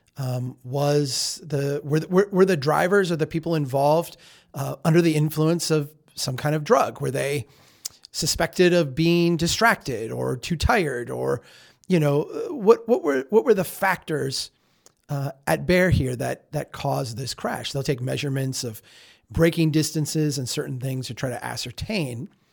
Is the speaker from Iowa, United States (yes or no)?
no; Minnesota, United States; I'm from Minnesota.